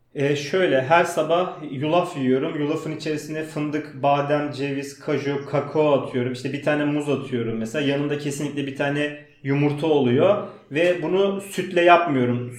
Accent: Istanbul, Turkey; also born or lived in Uzunköprü, Edirne; İstanbul Bakırköy'de doğdum. Ee, aslen Makedon göçmeniyim. Ee, İstanbul'da okudum.

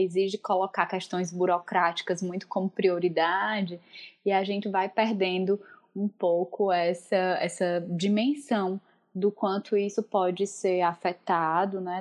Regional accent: Northeast Brazil, Brazil; accent: nordestina; moved away as an adult; also born or lived in Porto, Portugal; now in Fortaleza, Brazil; brasileira. É, como vocês vão perceber pelo meu sotaque, sou nordestina, falo agora diretamente da cidade de Fortaleza, no Ceará

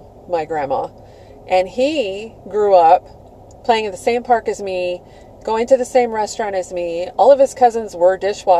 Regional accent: Tempe, Arizona, United States; And turns out I grew up in Tempe because my grandmother lived there.

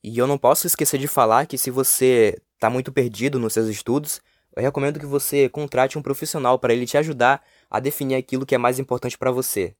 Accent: Brazil; first language Portuguese; anos vivendo aqui no Brasil

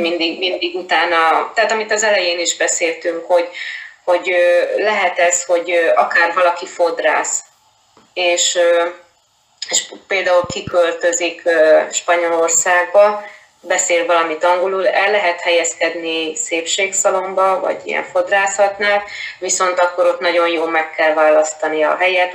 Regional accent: Hungary; moved away as an adult; also born or lived in Murcia, Spain / Seville, Spain / Málaga, Spain / Barcelona, Spain; now in Madrid, Spain; én Magyarországon egy kisvárosból származom

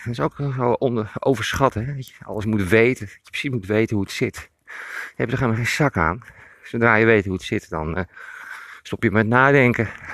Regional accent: Emmeloord, Flevoland, Netherlands; ik loop in mijn geboorteplaats Emmeloord

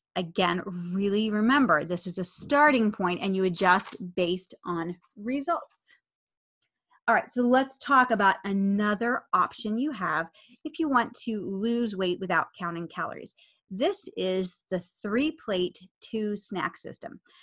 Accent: United States; I'm an American

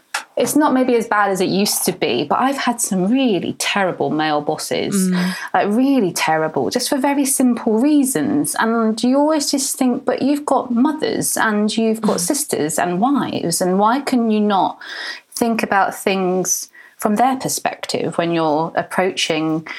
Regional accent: North Devon, South West England, United Kingdom; I grew up in North Devon.

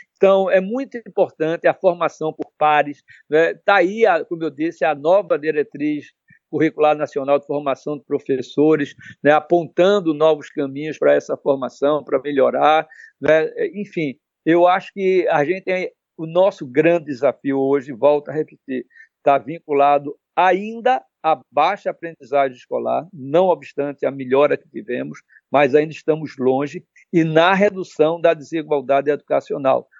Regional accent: Pernambuco, Brazil; como pernambucano

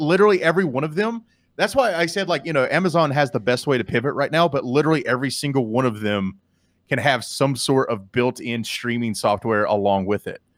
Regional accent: Canada; me being from, from Canada

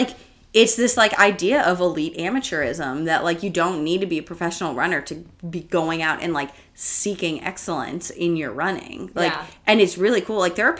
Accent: Boston, Massachusetts, United States; And now, especially because it's, like, my hometown race

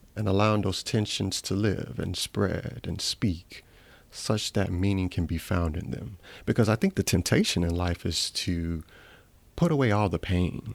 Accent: Atlanta, Georgia, United States; also born or lived in Ghana; I was born in Ghana, lived there for seven years, came and immigrated to the United States, to Southwest Atlanta.

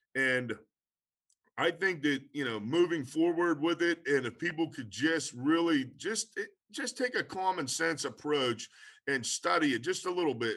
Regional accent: Pennsylvania, United States; I'm from Pennsylvania

